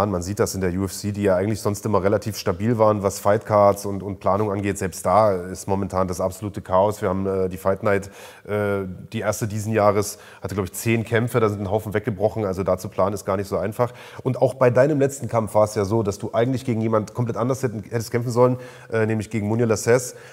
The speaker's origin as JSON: {"language": "German", "town": "Halle", "region": "Saxony-Anhalt", "country": "Germany", "said": "danke, dass ich hier sozusagen als Hallenser ja zu Gast sein darf."}